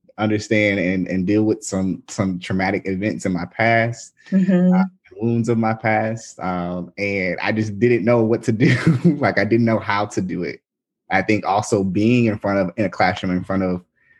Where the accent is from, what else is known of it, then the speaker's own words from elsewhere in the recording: Nashville, Tennessee, United States; moved away as an adult; also born or lived in Durham, North Carolina; now in Memphis, United States; I am originally from Nashville, Tennessee. I was born and raised there